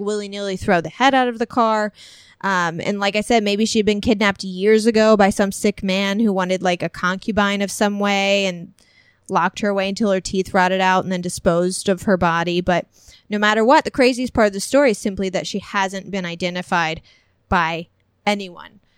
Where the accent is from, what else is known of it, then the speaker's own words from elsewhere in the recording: Illinois, United States; moved away as an adult; my hometown because I lived there for like 21 years